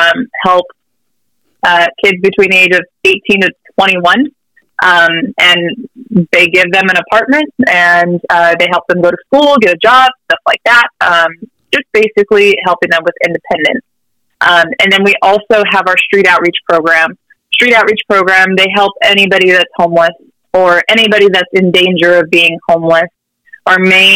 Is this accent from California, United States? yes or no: yes; Riverside, California, United States; I was also born and raised in Riverside, love it here